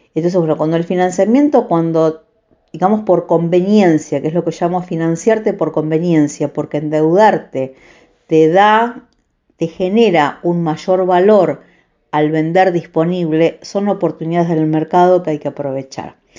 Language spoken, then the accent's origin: Spanish; Vigán, Santa Fe, Argentina; born or raised there